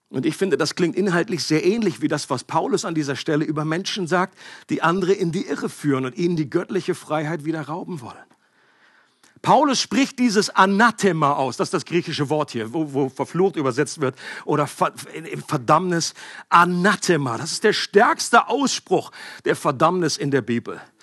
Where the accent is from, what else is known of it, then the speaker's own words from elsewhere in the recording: Northern Germany, Germany; Ich komme aus Norddeutschland.